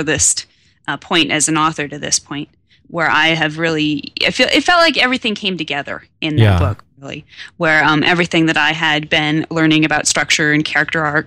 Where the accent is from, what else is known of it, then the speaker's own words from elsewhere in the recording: Western Nebraska, United States; It was set here in my hometown